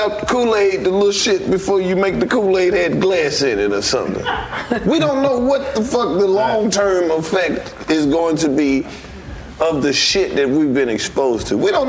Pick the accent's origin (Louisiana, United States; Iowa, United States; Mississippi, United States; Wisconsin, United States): Mississippi, United States; I'm from Mississippi.